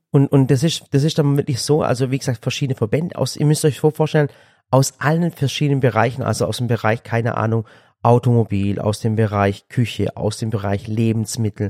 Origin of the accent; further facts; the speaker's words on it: Swabia, Germany; Ich als Schwabe